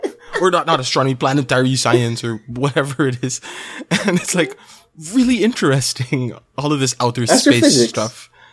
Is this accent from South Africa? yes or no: yes; South Africa; But, yeah, hello from South Africa. Hi there. … And I'm from South Africa.